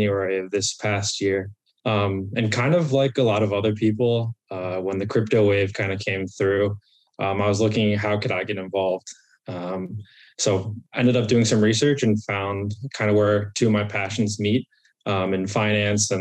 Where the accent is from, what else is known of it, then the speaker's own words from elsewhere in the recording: United States; I'm from the Baltimore DC area, born and raised